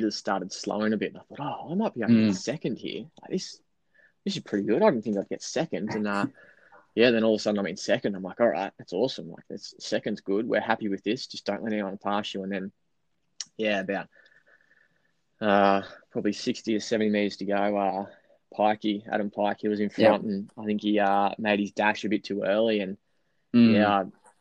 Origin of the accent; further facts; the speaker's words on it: Bendigo, Victoria, Australia; growing up in Bendigo here